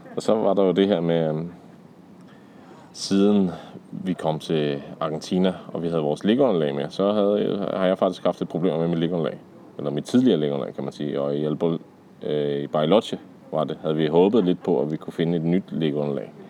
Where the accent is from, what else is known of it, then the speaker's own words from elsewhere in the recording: Denmark; hjemme i Danmark, hvor vi har cykelstier og sådan noget